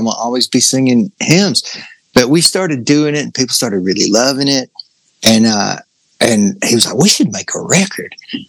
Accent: the South, United States; accent: southern; which was just my accent. So anybody with a southern accent, I became really good friends with.

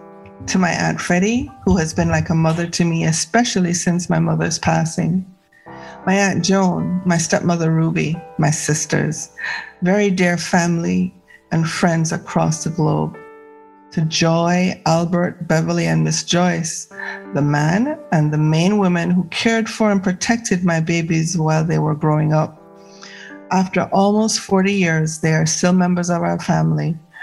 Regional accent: Jamaica; also born or lived in Bermuda; now in British Columbia, Canada; I am one of the M's in MVM. I hail from Jamaica via Bermuda. I was conceived on the rock and born in Bermuda, but I am through and through Jamaican, living in beautiful BC, mother of four plus children and six plus grandchildren.

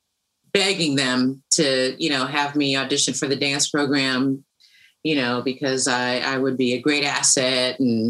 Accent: Los Angeles, California, United States; I'm growing up in the San Fernando Valley

